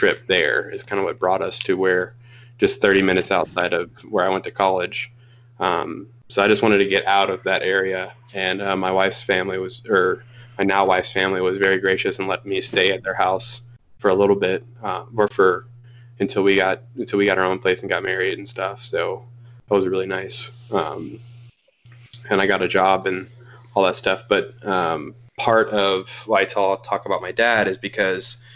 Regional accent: League City, Texas, United States; now in Granbury, United States; I grew up down in Houston area, in the suburbs of Houston

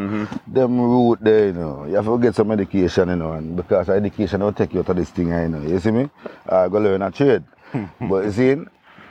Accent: May Pen, Clarendon, Jamaica; Grew up in a Maypen, Clarendon

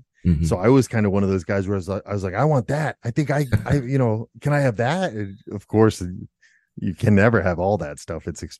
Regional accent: Rhode Island, United States; born or raised there; moved away as an adult; now in Germany

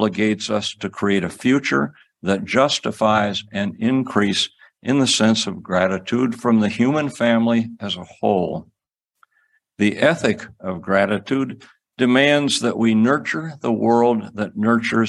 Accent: Cedar Rapids, Iowa, United States; I grew up in Cedar Rapids, Iowa, about 15 miles away from the farm that my mother had grown up on

